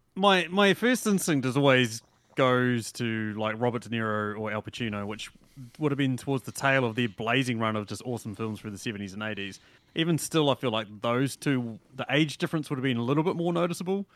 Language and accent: English; New Zealand; as a New Zealander